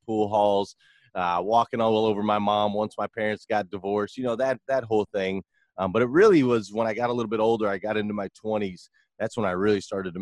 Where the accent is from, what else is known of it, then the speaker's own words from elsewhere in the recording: Flagstaff, Arizona, United States; I grew up in Flagstaff, Arizona